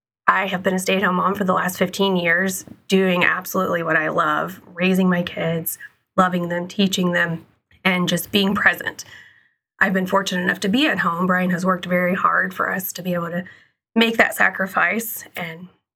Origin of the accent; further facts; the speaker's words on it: Evansville, Indiana, United States; I was born and raised in Evansville, Indiana, and went to Harrison High School as well.